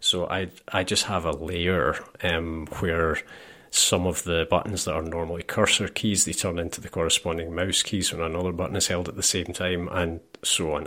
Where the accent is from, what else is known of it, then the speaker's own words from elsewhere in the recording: Scotland, United Kingdom; I'm Scottish